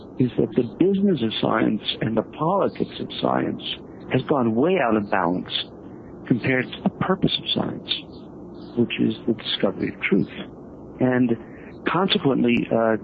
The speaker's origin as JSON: {"language": "English", "region": "New York", "country": "United States", "tie": "born or raised there", "said": "although I grew up in New York, I say I'm from Missouri"}